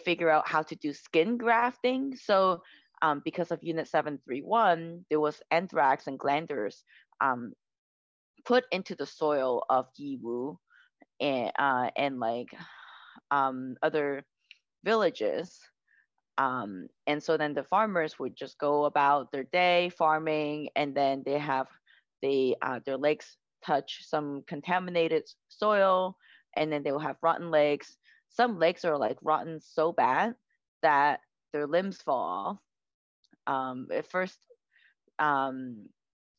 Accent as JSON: {"language": "English", "country": "United States", "tie": "born or raised there", "said": "I grew up in the United States"}